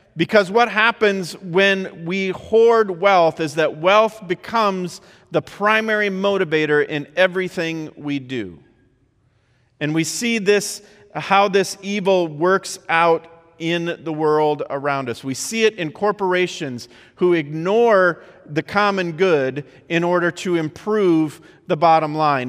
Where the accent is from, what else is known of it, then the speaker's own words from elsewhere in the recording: Midwest, United States; I grew up in the Midwest